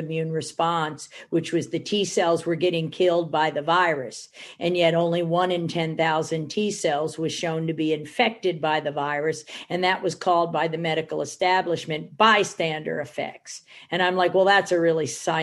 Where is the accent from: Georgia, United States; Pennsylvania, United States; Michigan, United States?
Michigan, United States; I'm from Michigan